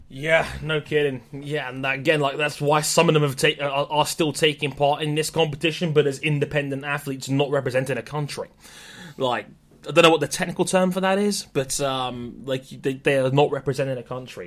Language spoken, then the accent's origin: English; Jamaica; as a Jamaican